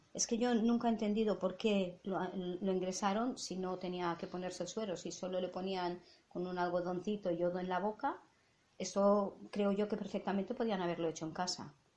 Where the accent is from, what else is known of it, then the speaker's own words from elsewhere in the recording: Catalonia, Spain; first language Catalan; Spanish is a second language; nosotras somos catalanas